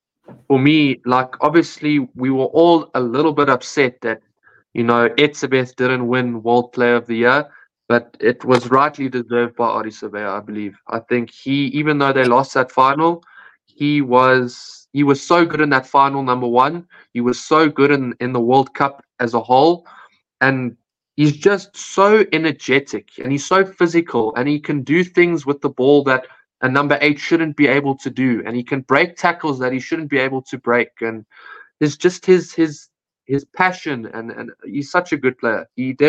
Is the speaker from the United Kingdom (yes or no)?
yes; England, United Kingdom; for me, that would have annoyed me as an English fan